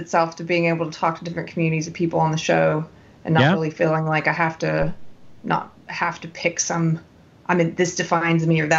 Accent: South Carolina, United States; I'm from South Carolina

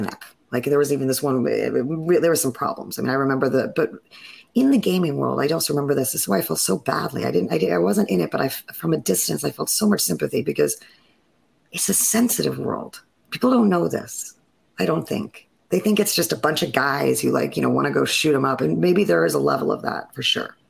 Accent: Fire Island, New York, United States; I grew up on Fire Island

